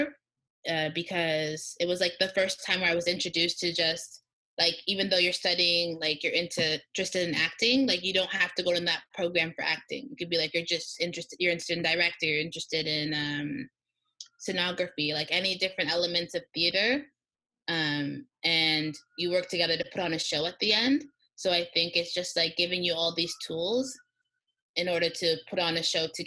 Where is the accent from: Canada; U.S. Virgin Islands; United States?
Canada; Toronto, Ontario; moved away as an adult; now in Montreal, Canada; I grew up in Toronto